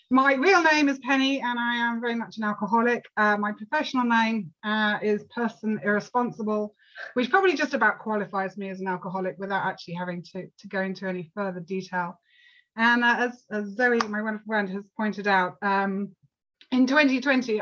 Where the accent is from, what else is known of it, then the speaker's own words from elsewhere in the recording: United Kingdom; I'm actually from the UK